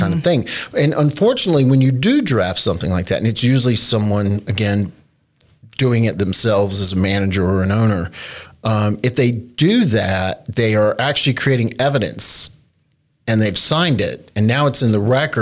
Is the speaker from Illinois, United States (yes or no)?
no; North Carolina, United States; moved away; my home state of North Carolina